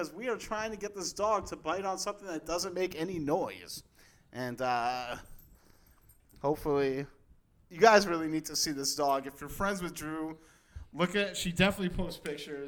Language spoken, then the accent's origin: English; East Coast, United States; also born or lived in New York / Philadelphia; now in Chicago, United States; I grew up on the East Coast